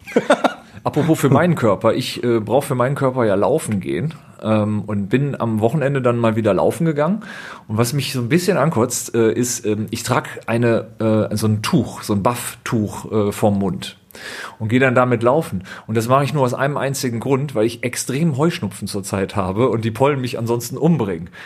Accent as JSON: {"language": "German", "town": "Düsseldorf", "region": "North Rhine-Westphalia", "country": "Germany", "tie": "born or raised there", "said": "ich bin ja gebürtiger Düsseldorfer"}